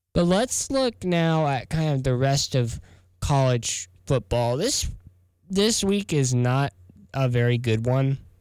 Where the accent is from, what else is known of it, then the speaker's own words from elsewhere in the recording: South Texas, United States; moved away as an adult; now in Columbia, United States; I'm from South Texas. We don't get this white powdery stuff